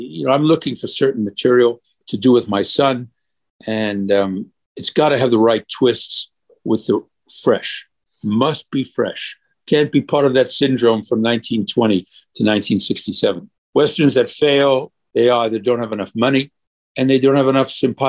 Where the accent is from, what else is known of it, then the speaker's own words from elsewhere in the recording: New York City, New York, United States; When I was a little boy, I was 5 years old, growing up in Brooklyn